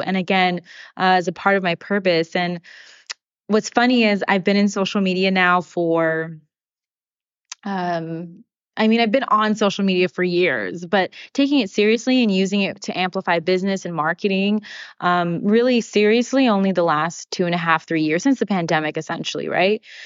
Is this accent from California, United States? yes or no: yes; Sacramento, California, United States; moved away as an adult; also born or lived in New Jersey; We're both from Sacramento. And I was thinking about what it is to be from our hometown and to grow up in the same place